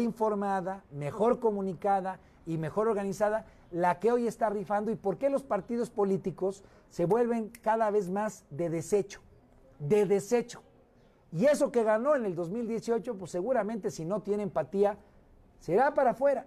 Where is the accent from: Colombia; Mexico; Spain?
Mexico; Guerrero; now in Mexico City, Mexico; regresar a mi, a mi patria chica, a mi madre chica que es Guerrero